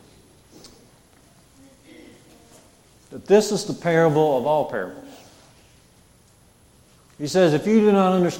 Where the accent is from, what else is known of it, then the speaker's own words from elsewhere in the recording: Jasper, United States; my grandmother's house growing up in Jasper